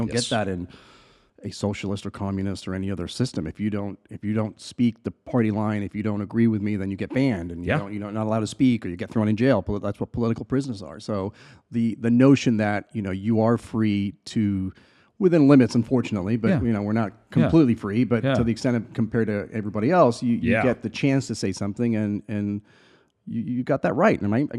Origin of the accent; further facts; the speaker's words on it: England, United Kingdom; also born or lived in Chile / Belize; now in United States; I've lived in four different countries, right? So I was born in South America in Chile, spent a lot of my childhood in England, in Europe, obviously here in the US. Then I lived in a little island in Belize for a couple of years